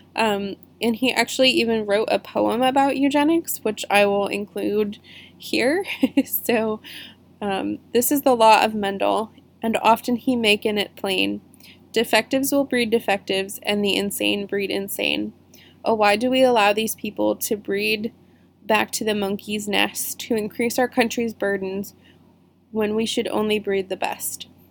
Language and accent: English; Lexington, Virginia, United States; Poorhouse Road Tunnel in Lexington, which is my hometown